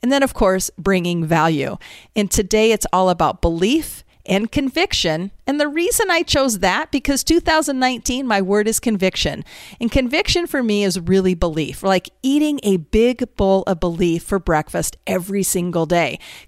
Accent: California, United States; born there; also born or lived in Utah / Minnesota / Iowa; I grew up, I was born in California, lived in Utah, moved to Minnesota, ended up in Iowa. I grew up in a single parent household.

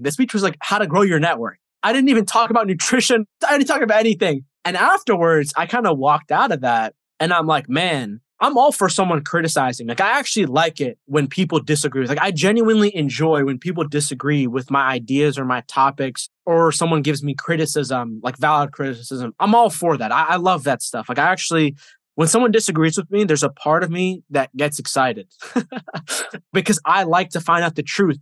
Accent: United States; I was born here in America, but I see it as someone who my DNA and my family comes from like a different country

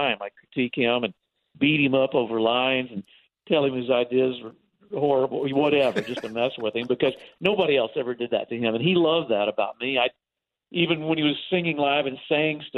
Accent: Texas, United States; moved away as an adult; growing up in Texas

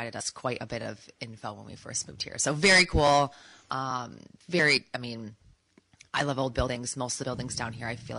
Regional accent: Holland, Michigan, United States; moved away as an adult; also born or lived in Fort Lauderdale, Florida; I grew up in Holland.

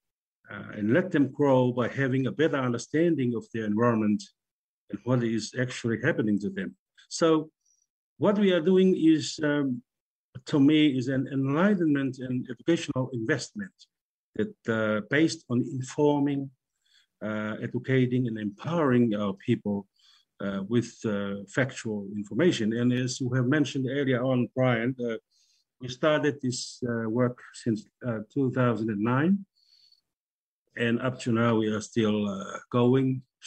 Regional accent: Kolovai / Kolomotu'a, Tongatapu, Tonga; I come from Koloua, Kolomatua, in Tongatapu, the main island of Tonga

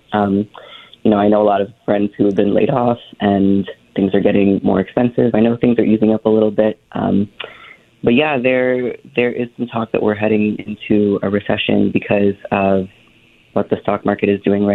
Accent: Philippines; I'm Filipino

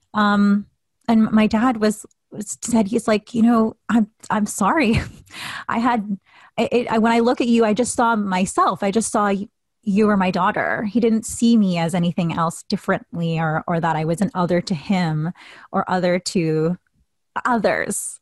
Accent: Canada; I am mixed Filipino Canadian

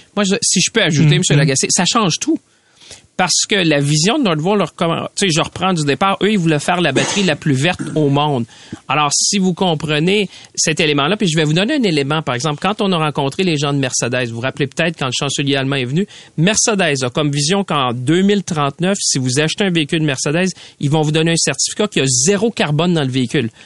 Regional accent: Mauricie, Quebec, Canada; moi je viens de la Mauricie

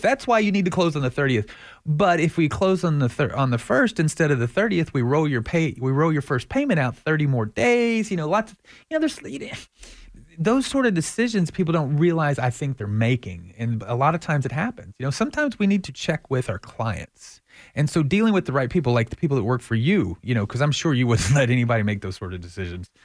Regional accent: Texas, United States; I'm from Texas

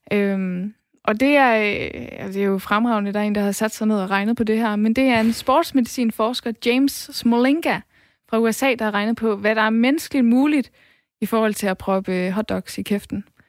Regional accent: West Jutland, Central Denmark Region, Denmark; jeg kommer fra Vestjylland

